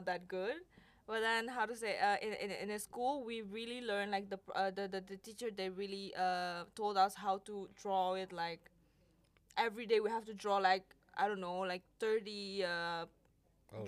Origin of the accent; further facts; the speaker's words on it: Indonesia; moved away as an adult; also born or lived in Paris, France; now in Netherlands; I'm from Indonesia, and then I studied fashion design